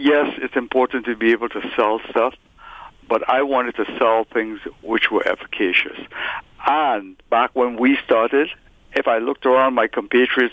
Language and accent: English; Trinidad & Tobago; now in Toronto, Canada; I was born in Trinidad, raised in Trinidad